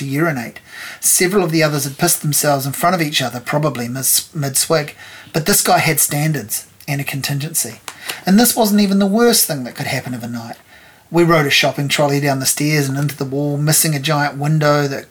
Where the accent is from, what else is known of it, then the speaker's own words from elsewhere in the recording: Hawke's Bay, New Zealand; moved away as an adult; now in Wellington, New Zealand; I moved to Wellington in 1995 from growing up in Hawke's Bay.